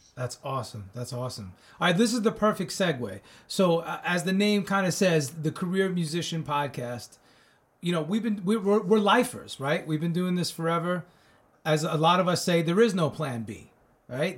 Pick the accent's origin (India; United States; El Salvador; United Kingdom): United States; Commack, New York; also born or lived in Northport, New York; I'm from Long Island myself